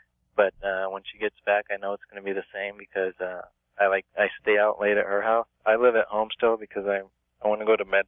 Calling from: Tempe, Arizona, United States; I'm calling from Tempe, Arizona.

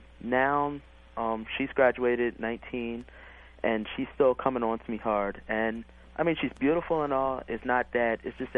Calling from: Maryland, United States; I'm calling from Maryland.

